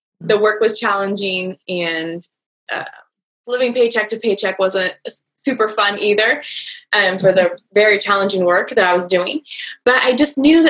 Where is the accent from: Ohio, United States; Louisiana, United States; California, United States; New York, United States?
California, United States; Northern; I was born and raised here in Northern California, and I just love it here